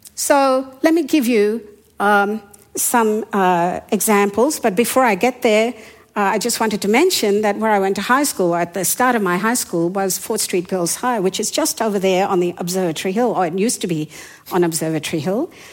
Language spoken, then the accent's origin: English; Yangon, Yangon Region, Myanmar; first language Hindi or Burmese; English is a second language; moved away; I was born in the capital city at that time, that was Rangoon or Yangon. And my first language was either Hindi or Burmese